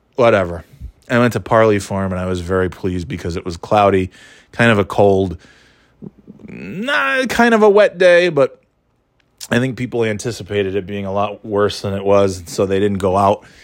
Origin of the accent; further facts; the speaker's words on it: New York, United States; now in New Hampshire, United States; growing up in New York